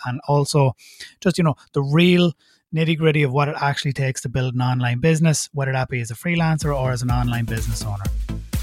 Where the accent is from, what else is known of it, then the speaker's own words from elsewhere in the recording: Ireland; accent: Irish; my Irish accent makes me unique